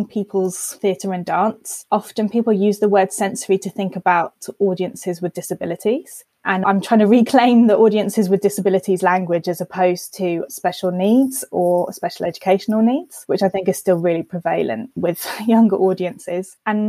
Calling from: Epsom, South East England, United Kingdom; Just outside London in Epsom.

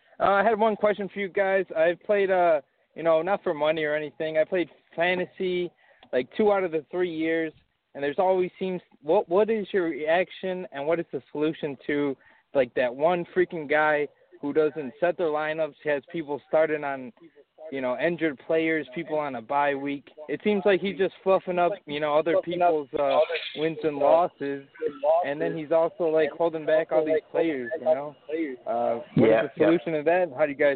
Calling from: Chicago, Illinois, United States; from Chicago.

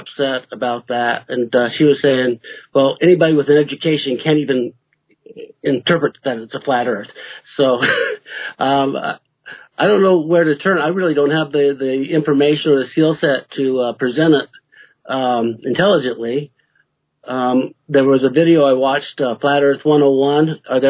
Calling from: Greeley, Colorado, United States; Greeley is not quite in the mountains yet.

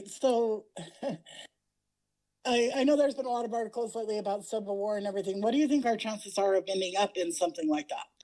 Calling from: Utah, United States; Okay, I'm from Utah, like I like you said.

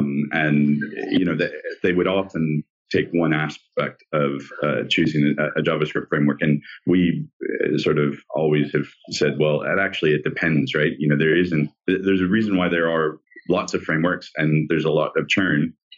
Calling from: Australia; I'm coming from Australia in the morning

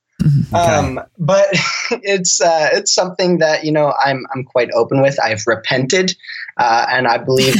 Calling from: Spokane, Washington, United States; So I'm in Washington State in Spokane, Washington.

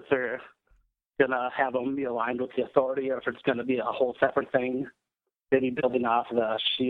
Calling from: Duluth, Minnesota, United States; I'm from Duluth, Minnesota.

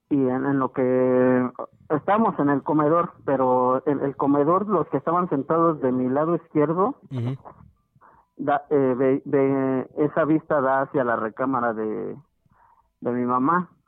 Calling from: Pachuca, Hidalgo, Mexico; De aquí de Pachuca Hidalgo.

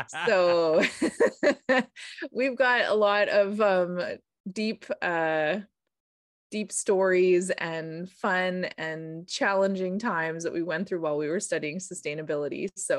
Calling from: British Columbia, Canada; I'm calling in from the Sayux territory in the Okanagan.

